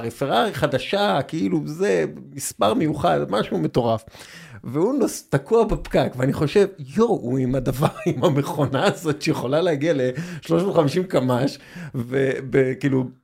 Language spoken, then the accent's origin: Hebrew; Israel; אני מאוד ישראלי, אני גם הייתי נציג ישראלי, אני, השפה שלי זה השפה העברית, העבודה שלי זה השפה העברית